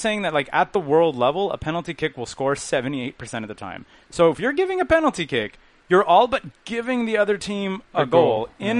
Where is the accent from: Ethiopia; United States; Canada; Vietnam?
Canada; Halifax, Nova Scotia; Yeah. I'm from Halifax. Yeah, I love the Maritimes.